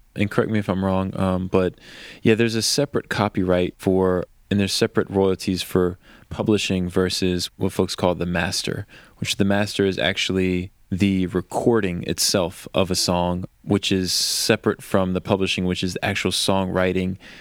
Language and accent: English; Richmond, Virginia, United States; moved away as an adult; now in Nashville, United States; I grew up outside of Richmond, and I lived there until basically college